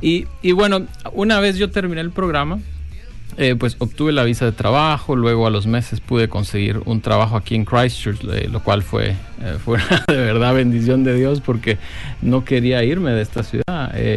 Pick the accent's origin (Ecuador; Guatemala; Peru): Guatemala; now in New Zealand; como Chapín, como le decimos a los guatemaltecos, me siento orgulloso también de ser Chapín